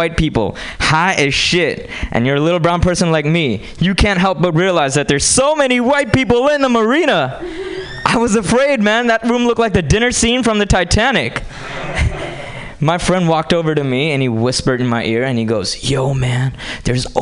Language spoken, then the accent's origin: English; India; moved away; I grew up in India.